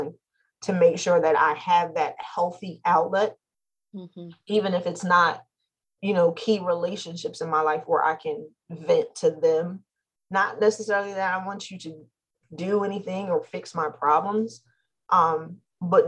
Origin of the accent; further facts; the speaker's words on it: New Jersey, United States; We're from New Jersey